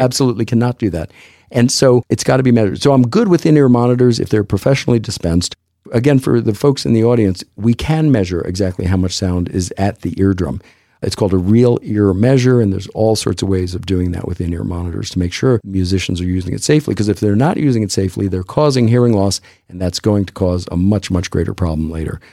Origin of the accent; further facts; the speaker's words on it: Texas, United States; I'm a Texan